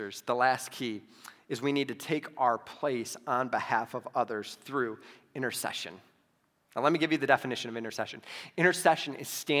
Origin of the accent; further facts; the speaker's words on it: Toledo, Ohio, United States; now in Arizona, United States; I grew up in Toledo, Ohio